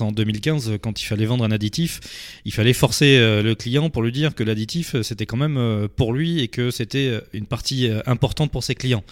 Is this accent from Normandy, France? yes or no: no; Dordogne, Nouvelle-Aquitaine, France; moved away as an adult; now in Arcachon Bay, France; je suis natif de Dordogne, je suis arrivé sur le bassin d'Arcachon il y a à peu près 12 ans